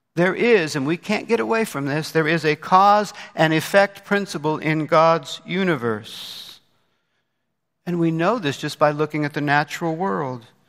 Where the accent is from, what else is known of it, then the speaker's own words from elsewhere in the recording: Indianapolis, Indiana, United States; moved away; my hometown of Indianapolis, Indiana